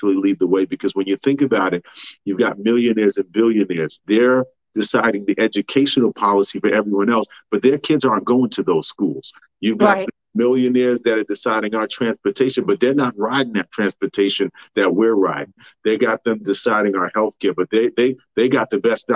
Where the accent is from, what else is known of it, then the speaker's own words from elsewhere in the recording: New York City, New York, United States; also born or lived in Manhattan; I was born in Manhattan, but raised in Queens